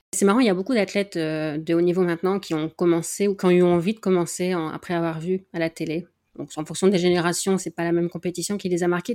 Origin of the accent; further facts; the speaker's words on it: the Nord, Hauts-de-France, France; moi je suis du Nord, on a les mêmes clichés hein, sur euh, la pluie